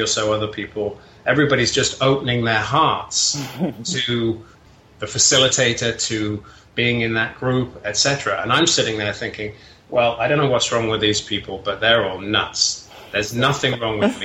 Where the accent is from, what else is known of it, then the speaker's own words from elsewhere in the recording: England, United Kingdom; moved away as an adult; now in California, United States; I'm originally from England. I moved over to California about 20 years ago.